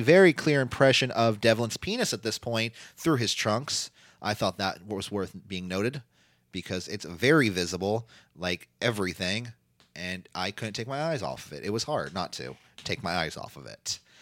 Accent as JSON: {"language": "English", "country": "United States", "said": "we're just American"}